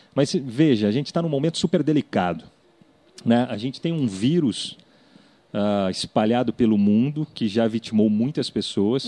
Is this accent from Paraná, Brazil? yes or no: no; Vale do Paraíba, São Paulo, Brazil; Eu sou lá do Vale do Paraíba